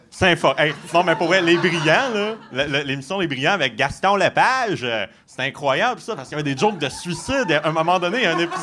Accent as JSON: {"language": "French", "area": "Gaspésie", "region": "Quebec", "country": "Canada", "tie": "born or raised there", "also_born_or_lived": "Saguenay", "moved": "yes", "said": "je suis originaire de la Gaspésie"}